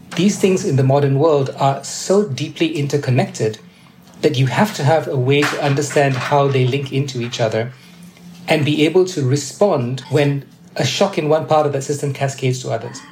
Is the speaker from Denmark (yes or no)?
no; Malaysia; I was born and raised in Malaysia